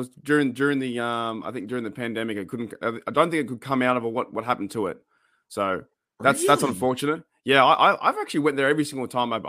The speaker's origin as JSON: {"language": "English", "country": "Australia", "said": "I was like, \"I'm from Australia.\""}